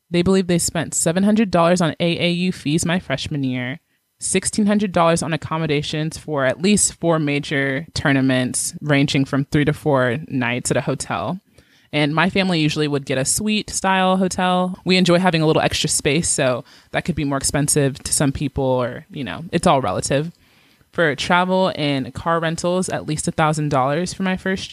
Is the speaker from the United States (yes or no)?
yes; Georgia, United States; moved away as an adult; also born or lived in Kansas; I'm from Georgia and I was going to the University of Kansas. I was out of state.